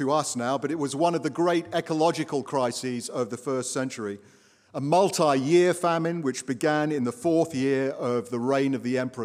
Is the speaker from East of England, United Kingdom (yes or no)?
yes; Watford, East of England, United Kingdom; now in United States